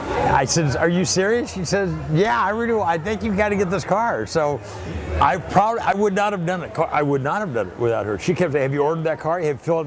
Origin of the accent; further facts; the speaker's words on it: Pasadena, California, United States; I'm from Pasadena.